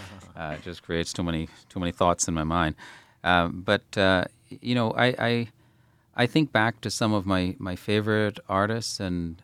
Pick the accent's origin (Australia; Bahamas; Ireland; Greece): Bahamas; moved away; growing up in the Bahamas.